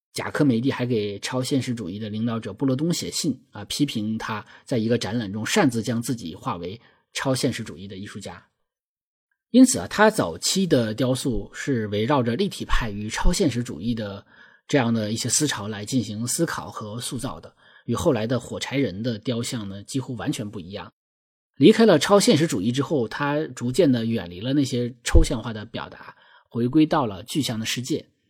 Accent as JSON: {"language": "Chinese", "region": "Northeast China", "country": "China", "accent": "Northeastern (Dongbei)", "said": "我们东北话把这种身形叫做麻杆儿"}